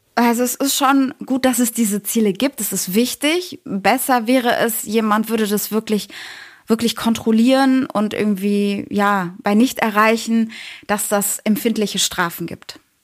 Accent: Bochum, North Rhine-Westphalia, Germany; moved away as an adult; now in Cologne, Germany; Ich bin äh, gerade in Köln. Ursprünglich bin ich aus dem Ruhrgebiet, aus Bochum

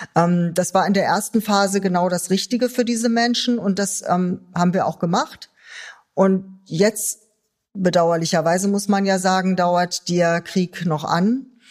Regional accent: Germany; uns auch als Deutsche

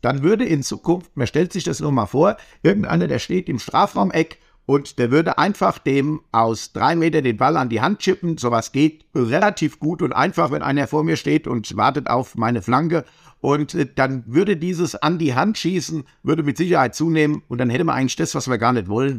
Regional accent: Hesse, Germany; Ich komme aus der Apfelweingegend

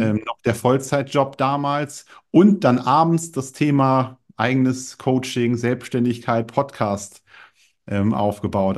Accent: Germany; Ich komme aus der Nähe von Bremen, bin 38 Jahre alt

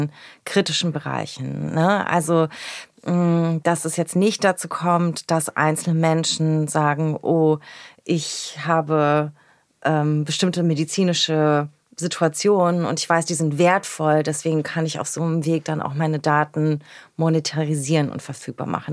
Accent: Berlin, Germany; born or raised there

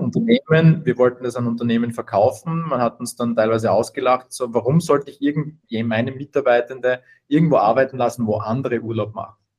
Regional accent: Austria; komme aus Österreich, hört man ähm, wahrscheinlich.

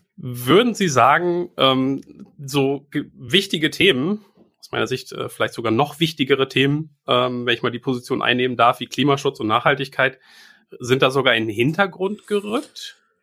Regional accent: Bielefeld, North Rhine-Westphalia, Germany; selbst wirklich als geborener Bielefelder, als überzeugte Bielefelder, wir sind privat hier

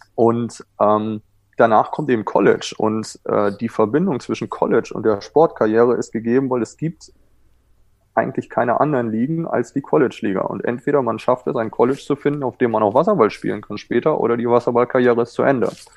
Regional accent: Germany; accent: German; moved away as an adult; now in California, United States; mein deutscher Akzent

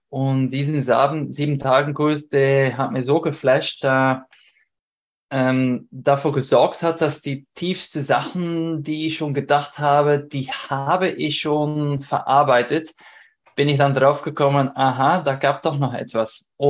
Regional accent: Belgium; now in Vienna, Austria; ich komme ich komm nicht aus Wien, ich wohne jetzt in Wien, aber ursprünglich aus Belgien

